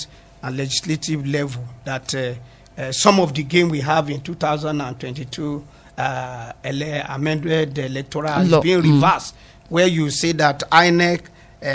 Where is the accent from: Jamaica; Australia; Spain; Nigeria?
Nigeria; Ogori/Magongo, Kogi; I'm from Oguri Magongo local government